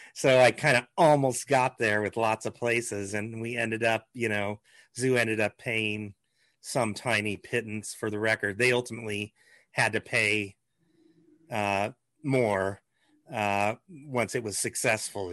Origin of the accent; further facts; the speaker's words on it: Lincoln, Nebraska, United States; moved away as an adult; also born or lived in Los Angeles, California; I grew up in Lincoln